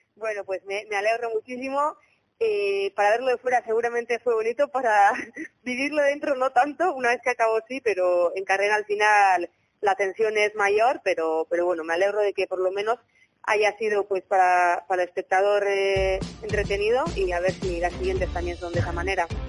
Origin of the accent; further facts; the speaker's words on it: Bilbao, Basque Country, Spain; now in Zumaia, Spain; yo soy de Bilbao, pero vivo aquí en Sumaya cerca de Zaraos